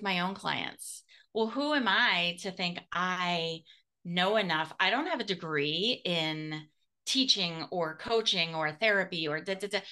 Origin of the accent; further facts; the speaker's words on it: United States; I'm so American.